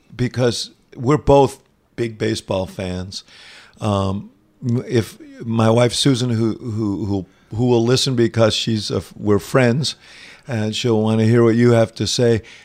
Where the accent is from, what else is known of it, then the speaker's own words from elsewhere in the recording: New York, United States; moved away as an adult; also born or lived in Chicago; I grew up in New York, devouring the writings of big city columnists